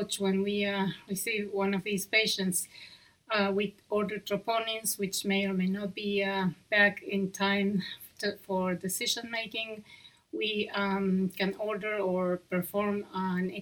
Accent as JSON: {"language": "English", "country": "Argentina", "accent": "Argentine", "second_language": "English", "said": "I hope my accent is not too distracting. It's from Argentina."}